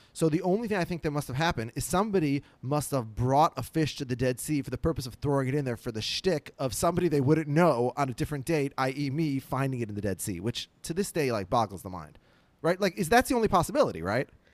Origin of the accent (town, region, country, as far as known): Minneapolis, Minnesota, United States; born or raised there